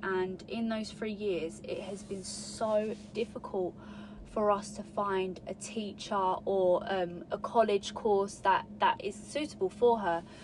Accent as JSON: {"language": "English", "region": "England", "country": "United Kingdom", "tie": "born or raised there", "said": "I was born in England, you know, and so my Arabic's not strong"}